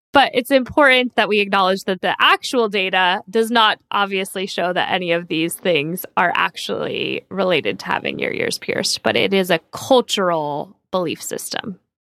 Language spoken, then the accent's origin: English; San Diego, California, United States; I grew up in San Diego, so Southern California